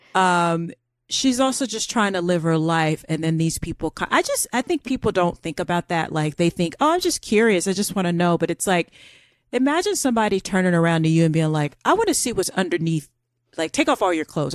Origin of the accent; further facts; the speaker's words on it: Florida, United States; accent: American; moved away; I'm from Florida